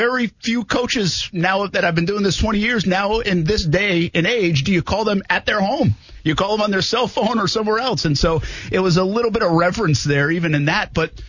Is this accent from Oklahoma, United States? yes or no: no; Rhode Island, United States; now in Jacksonville, United States; I've been in four different markets. I grew up in Rhode Island.